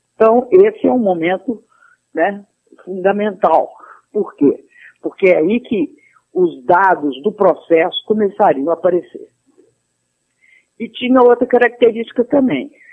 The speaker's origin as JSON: {"language": "Portuguese", "town": "Belo Horizonte", "region": "Minas Gerais", "country": "Brazil", "tie": "born or raised there", "also_born_or_lived": "Rio de Janeiro", "moved": "as an adult", "said": "eu sou de Minas Gerais, nasci em Belo Horizonte e vivi minha vida, a, a início da minha vida adulta lá e depois fui para o Rio"}